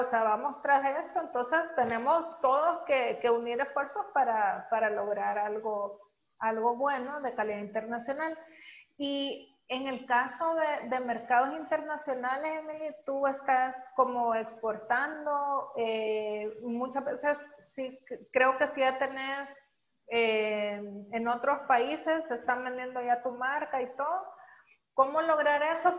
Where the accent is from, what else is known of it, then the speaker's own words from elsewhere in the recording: El Salvador; como salvadoreños